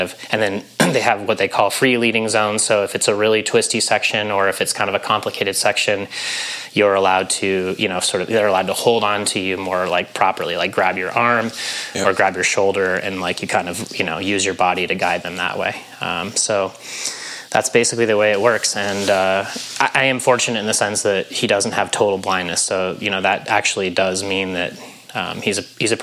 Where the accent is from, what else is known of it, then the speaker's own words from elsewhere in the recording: Grand Junction, Colorado, United States; moved away as an adult; also born or lived in Missoula, Montana / Durango, Colorado / Boulder, Colorado; now in Tucson, United States; grew up in Grand Junction, Colorado, Western Slope